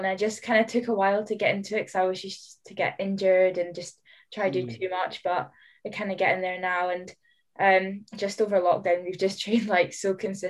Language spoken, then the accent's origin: English; Elgin, Scotland, United Kingdom; now in Stirling, United Kingdom; I'm from Elgin up north